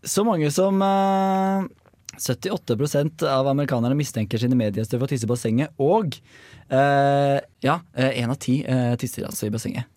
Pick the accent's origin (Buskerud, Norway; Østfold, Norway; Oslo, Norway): Buskerud, Norway; Hønefoss; som jeg har vokst opp med på Hønefossen